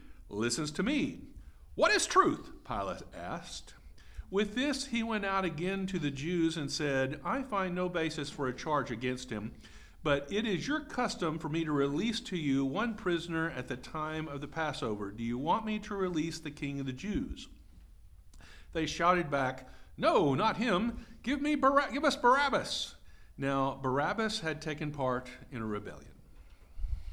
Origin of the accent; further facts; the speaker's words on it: Texas, United States; I'm Texan. I speak in hyperbole.